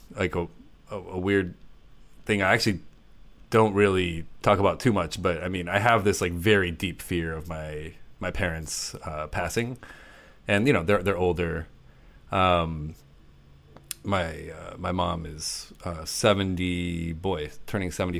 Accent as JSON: {"language": "English", "area": "the Midwest", "region": "Illinois", "country": "United States", "tie": "born or raised there", "said": "I grew up in the Midwest"}